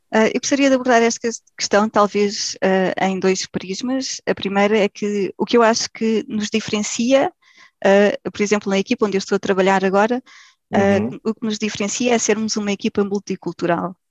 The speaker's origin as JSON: {"language": "Portuguese", "country": "Portugal", "moved": "as an adult", "lives_now": "Germany", "said": "sou portuguesa, okay. vivo na Alemanha há cerca de 15 anos"}